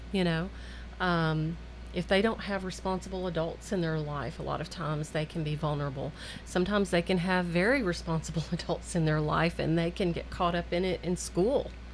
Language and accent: English; Murfreesboro, Tennessee, United States; I grew up here in Murfreesboro